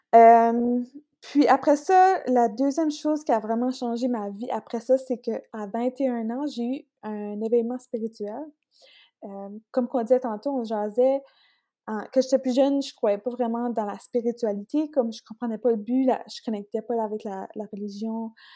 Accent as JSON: {"language": "French", "town": "Beresford", "region": "New Brunswick", "country": "Canada", "tie": "born or raised there", "said": "je suis originaire de Beresford. C'est proche de Bathurst"}